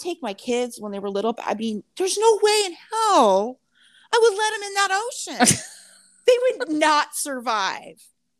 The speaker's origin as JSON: {"language": "English", "area": "Orange County", "region": "California", "country": "United States", "tie": "born or raised there", "moved": "yes", "said": "I grew up in Orange County, which is I don't know what you call it, but anyways, it's south of LA."}